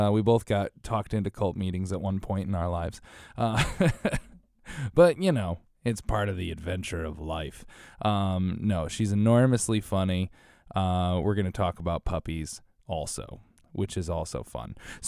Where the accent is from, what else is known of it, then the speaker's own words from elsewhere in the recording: Connecticut, United States; I grew up in a snowy area too. I grew up in New England. I grew up in Connecticut, which is a witch's hair colder than New York.